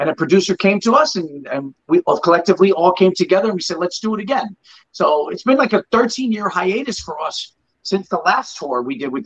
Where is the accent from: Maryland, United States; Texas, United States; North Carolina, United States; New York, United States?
New York, United States; moved away as an adult; now in South Florida, United States; that's my hometown